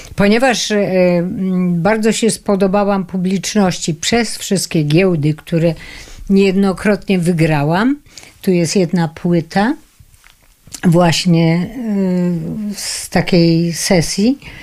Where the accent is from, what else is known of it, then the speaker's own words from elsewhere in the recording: Krynica-Zdrój, Lesser Poland, Poland; moved away; also born or lived in Kraków; Od małego byłam tak zwaną artystką krynicką. Urodziłam się w Krynicy Zdroju